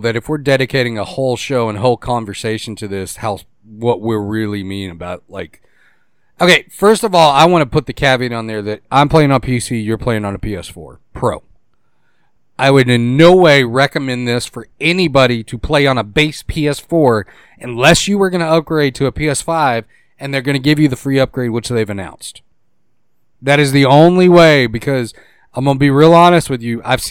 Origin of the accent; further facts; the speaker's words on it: Boston, Massachusetts, United States; Pick up my car. I'm from Boston. Give me my car.